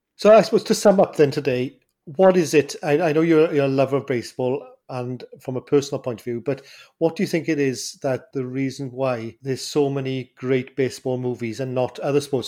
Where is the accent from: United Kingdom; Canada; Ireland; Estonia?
United Kingdom; Welsh, Wales; I'm Welsh